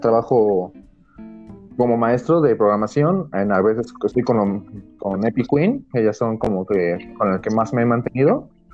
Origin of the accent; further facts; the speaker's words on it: Mexico City, Mexico; soy chilango